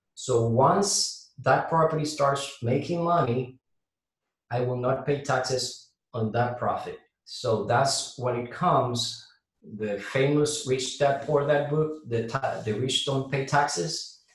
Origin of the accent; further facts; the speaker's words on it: Puerto Rico; now in Jacksonville, United States; I'm from Puerto so you're gonna, you know, hear um, a little bit of my accent